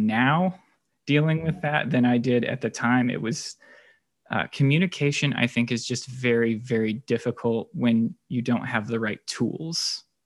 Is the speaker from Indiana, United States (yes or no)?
yes; Indianapolis, Indiana, United States; also born or lived in Boone County, Indiana; I am a lifelong Hoosier. I was born in Indianapolis, and we live in Boone County